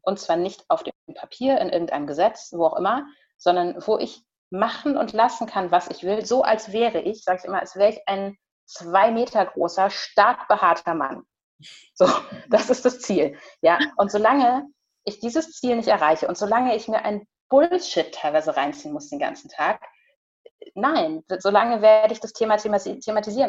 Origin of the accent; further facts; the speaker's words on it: Germany; ich bin in Deutschland geboren